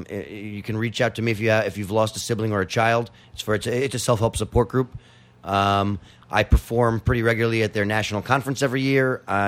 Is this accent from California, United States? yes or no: no; New York City, New York, United States; I grew up on Fifth Avenue and 11th Street.